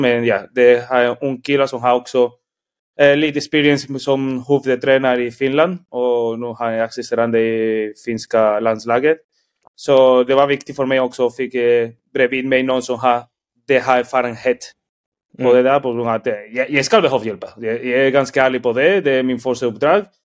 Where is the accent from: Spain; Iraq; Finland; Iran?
Spain; Swedish is a second language; moved away as an adult; also born or lived in Norway; now in Sweden; jag är från Spanien